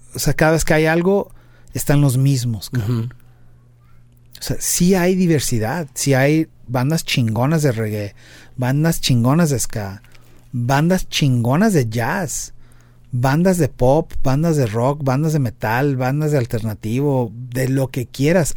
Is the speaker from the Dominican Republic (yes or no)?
no; Mexico; somos cuatro mexicanos